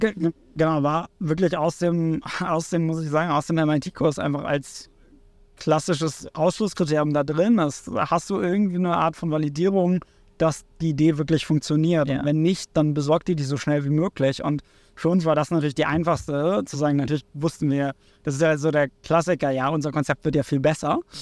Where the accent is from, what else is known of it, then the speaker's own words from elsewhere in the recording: Cuxhaven, Lower Saxony, Germany; moved away as an adult; also born or lived in Hamburg; Ich komme ursprünglich aus Cuxhaven, ähm, von der Nordseeküste.